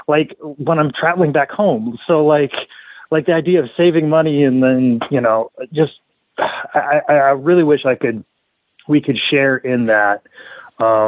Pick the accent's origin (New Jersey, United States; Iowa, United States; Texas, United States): Iowa, United States; I was born and raised in Iowa